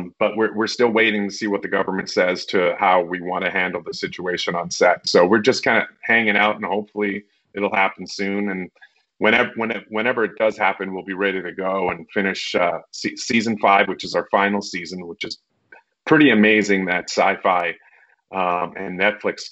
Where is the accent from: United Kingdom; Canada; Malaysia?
Canada; Winnipeg, Manitoba; Manitoba, where I grew up in Winnipeg